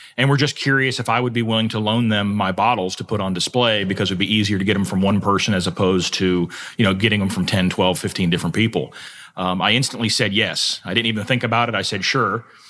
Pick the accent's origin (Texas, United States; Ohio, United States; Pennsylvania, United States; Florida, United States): Florida, United States; South; moved away as an adult; also born or lived in Kentucky; I grew up in South Florida